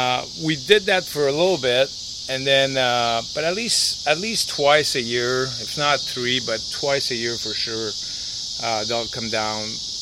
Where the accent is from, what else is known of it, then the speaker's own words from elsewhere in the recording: Montreal, Quebec, Canada; English is a second language; moved away as an adult; now in United States; Well, I grew up in Canada, right? So I grew up in Montreal. My parents still live in the house that we grew up in.